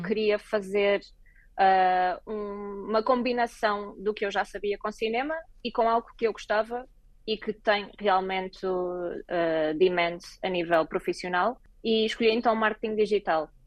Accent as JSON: {"language": "Portuguese", "country": "Portugal", "also_born_or_lived": "Lisbon", "moved": "as an adult", "lives_now": "Berlin, Germany", "said": "virei uma portuguesa pelo mundo"}